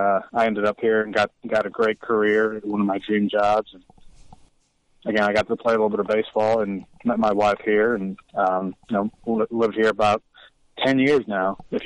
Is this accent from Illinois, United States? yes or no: yes; Chicago, Illinois, United States; moved away as an adult; now in Richmond, Indiana, United States; I'm originally from south side of Chicago